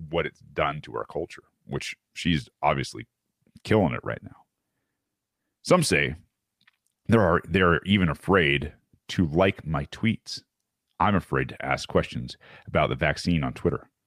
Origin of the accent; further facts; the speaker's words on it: San Francisco, California, United States; This is my hometown. I think it's very special. San Francisco used to mean something, it stood for something. I was proud to be from here.